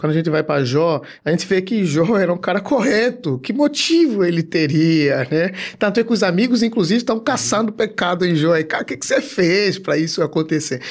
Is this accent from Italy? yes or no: no; Angola; now in Brazil; sou um cara, sou africano, de Angola e eu sou um cara que aos 16, 17 anos estava orando à madrugada